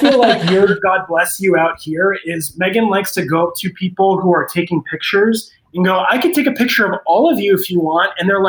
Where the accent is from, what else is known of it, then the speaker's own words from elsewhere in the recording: Marshalltown, Iowa, United States; I was born in Marshalltown, Iowa. My parents had immigrated to the U.S.